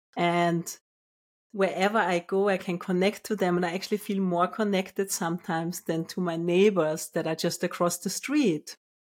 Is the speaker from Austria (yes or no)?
yes; Vienna, Austria; moved away as an adult; also born or lived in Finland / Australia / United Kingdom / London; now in Portugal; I was born in Austria, in Vienna